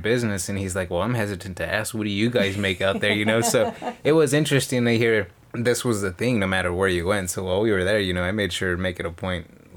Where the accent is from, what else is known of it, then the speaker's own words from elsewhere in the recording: California, United States; I was from California